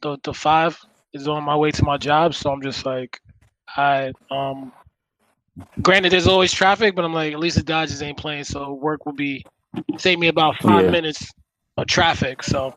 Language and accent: English; New York, United States; now in Los Angeles, United States; being a New Yorker, I'm just like, I can't have Boston winning.